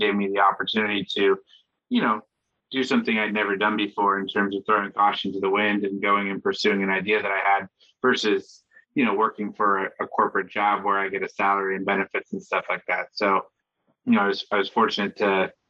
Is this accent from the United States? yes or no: yes; Washington, United States; moved away as an adult; also born or lived in Seattle / Los Angeles; now in New York, United States; I grew up in Washington State